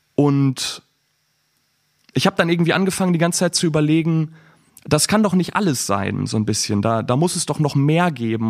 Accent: Bielefeld, North Rhine-Westphalia, Germany; moved away as an adult; now in Flensburg, Germany; ich bin 25 Jahre alt, ich komme aus Bielefeld ursprünglich

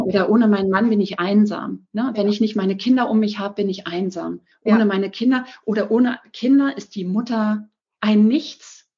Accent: Berlin, Germany; also born or lived in Ammersee, Bavaria; now in Ammersee near Munich, Germany; ich komme ursprünglich aus Berlin, wohne in der Nähe von München

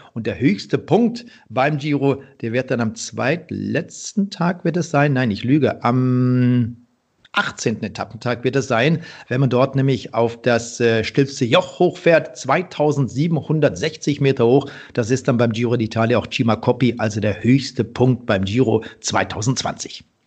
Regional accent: Bergisches Land, North Rhine-Westphalia, Germany; in meiner Heimat, im, im Bergischen

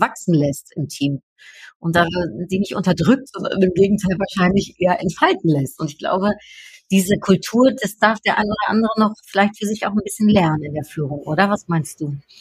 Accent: Netherlands; moved away; ich komme ja aus den Niederlanden

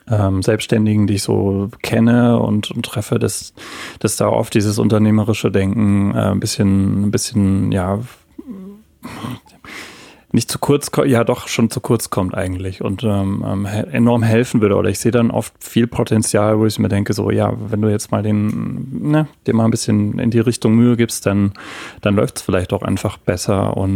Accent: Heidelberg, Baden-Württemberg, Germany; Absolut, ja. Ich bin in Heidelberg geboren, aufgewachsen und äh, habe hier auch angefangen zu studieren, zwei Jahre Physik tatsächlich.

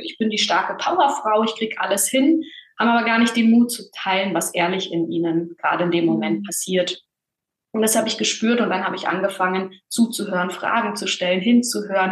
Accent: Bavaria, Germany; Bin in einem kleinen Dorf aufgewachsen in Bayern

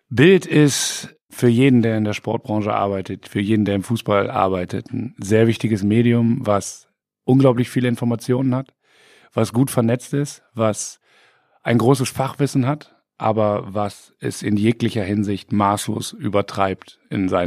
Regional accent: Bremen, Germany; Aber im Bürgerpark trifft man sich als Bremer.

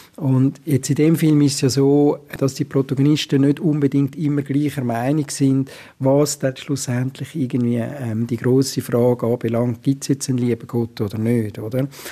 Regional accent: Zurich, Switzerland; als Zürcher

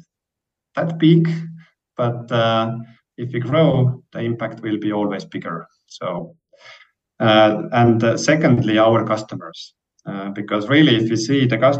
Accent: Estonia; we are coming from Estonia.

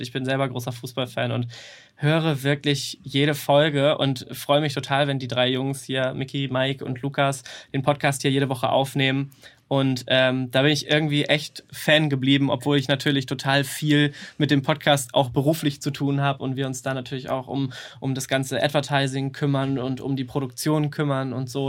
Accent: near Kiel, Schleswig-Holstein, Germany; moved away as an adult; now in Hamburg, Germany; ich komme eigentlich aus der Nähe von Kiel

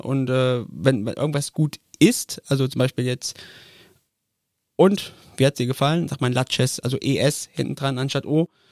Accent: Koblenz, Rhineland-Palatinate, Germany; Mein Vater ist ein Koblenzer Schengel, ich bin ein Koblenzer Schengel, mein Sohn ist ein Koblenzer Schengel.

